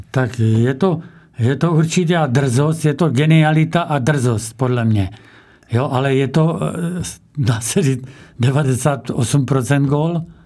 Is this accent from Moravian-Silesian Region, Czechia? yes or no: no; Čebín, South Moravian Region, Czechia; z mého rodiště Čebína